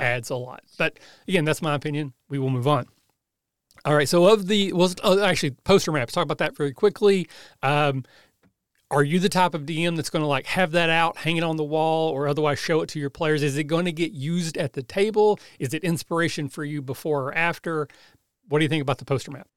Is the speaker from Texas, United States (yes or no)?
no; Southeast Kentucky, United States; I'm from Southeast Kentucky